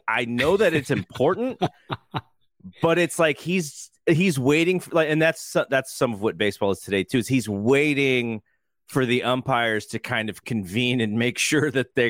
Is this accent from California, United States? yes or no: yes; California, United States; the Giants were on KTVU when we were growing up in the Bay Area